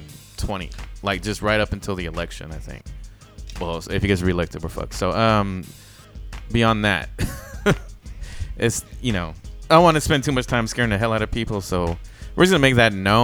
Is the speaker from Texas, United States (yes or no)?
yes; Dripping Springs, Texas, United States; it's in Austin, which is liberal as fuck, but I'm from Dripping Springs.